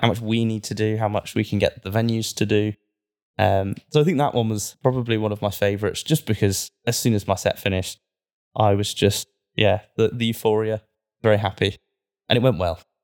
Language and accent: English; Cornwall, South West England, United Kingdom; now in Manchester, United Kingdom; I'm from Cornwall, I kind of grew up with that.